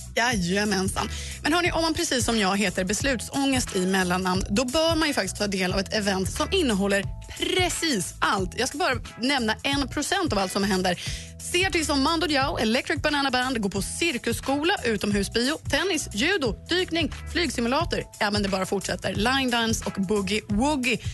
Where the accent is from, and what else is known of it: Eksjö, Jönköping County, Sweden